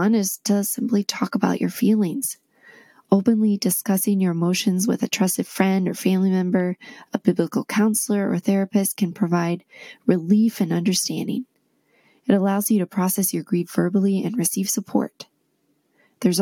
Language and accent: English; D.C., District of Columbia, United States; now in Utah, United States; I grew up near Washington, D.C.